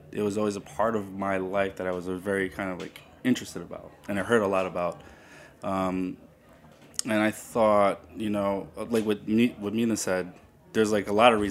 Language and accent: English; New York, United States; I'm also Peruvian American, first generation American. My parents are both from Peru. And my grandmother, my grandmother's actually Nikkei. Um, her father was from Japan and her mother was Peruvian.